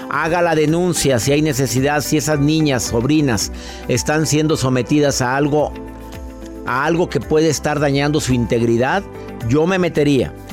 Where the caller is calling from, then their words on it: El Paso, Texas, United States; aquí de El Paso, Texas, súper emocionada.